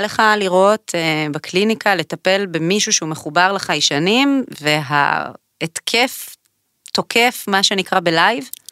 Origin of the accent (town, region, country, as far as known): Israel